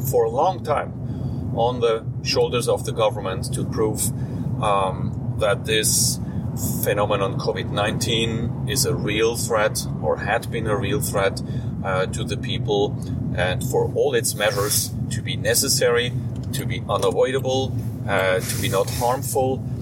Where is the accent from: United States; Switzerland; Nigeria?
Switzerland; I am a lawyer from Switzerland